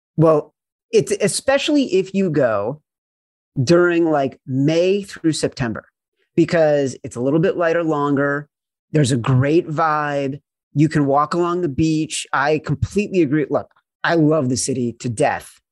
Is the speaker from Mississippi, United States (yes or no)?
no; Chicago, Illinois, United States; I grew up in Chicago